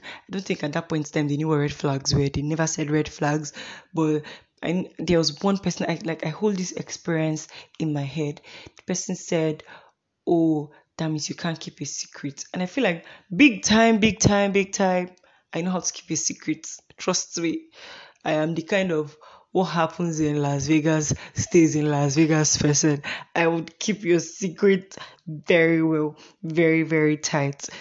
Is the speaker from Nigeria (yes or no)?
yes; Imo, Nigeria; also born or lived in Uyo, Akwa Ibom State; now in Kaduna State, Nigeria; I am from Imo State in Nigeria. I am from Imbitolu.